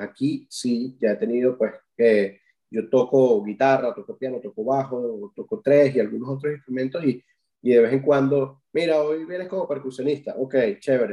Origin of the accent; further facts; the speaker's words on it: Venezuela; now in Ireland; uno tiene como, venezolano